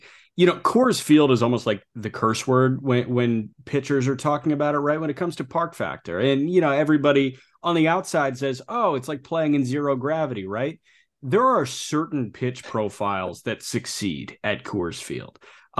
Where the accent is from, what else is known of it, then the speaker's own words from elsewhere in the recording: Oak Park, Illinois, United States; I grew up in Oak Park, which is a suburb of Chicago.